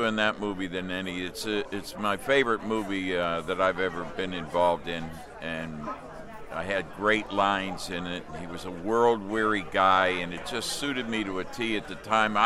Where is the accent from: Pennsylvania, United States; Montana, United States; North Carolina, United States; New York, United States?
Pennsylvania, United States; Pittsburgh; I grew up in the Pittsburgh area